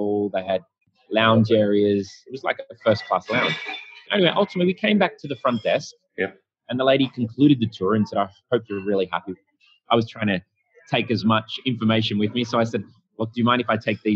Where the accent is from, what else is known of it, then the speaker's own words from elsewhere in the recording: Sydney, New South Wales, Australia; I'm from Australia, Sydney